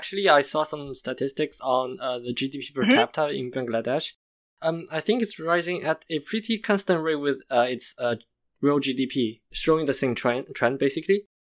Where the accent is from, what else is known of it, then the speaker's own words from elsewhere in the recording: China; I'm from China.